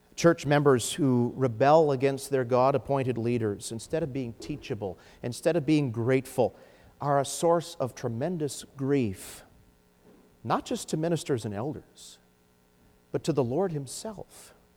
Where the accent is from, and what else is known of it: United States